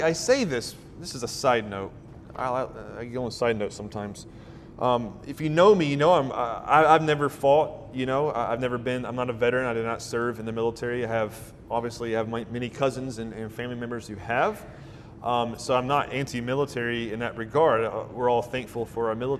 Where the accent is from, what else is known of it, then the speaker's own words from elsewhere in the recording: Deep South, United States; I grew up in the South, the Deep South.